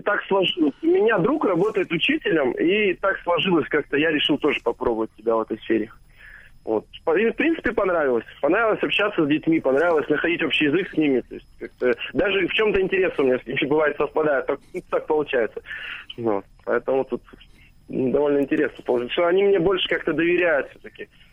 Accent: Omsk, Omsk Oblast, Russia; born or raised there

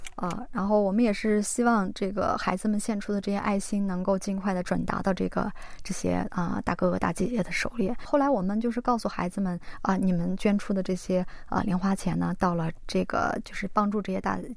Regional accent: China; now in South Korea; 我们每一个华人

